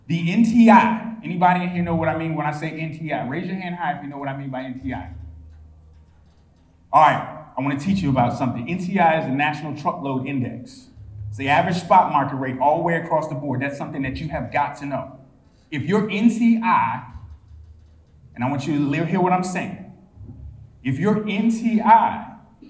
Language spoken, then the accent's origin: English; South Carolina, United States; I'm from South Carolina